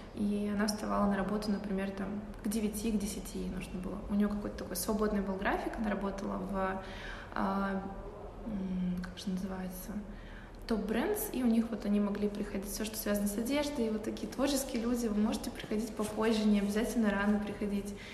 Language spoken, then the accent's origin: Russian; Novosibirsk, Novosibirsk Oblast, Russia; moved away as an adult; also born or lived in Chukotka / Saint Petersburg; now in Moscow, Russia; Я долгое время жила в Новосибирске, но родилась я не там. Я родилась на Чукотке